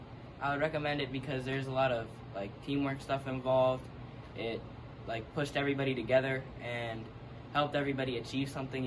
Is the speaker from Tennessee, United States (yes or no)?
no; McKeesport, Pennsylvania, United States; I play football, baseball, basketball, and I'm from McKeesport.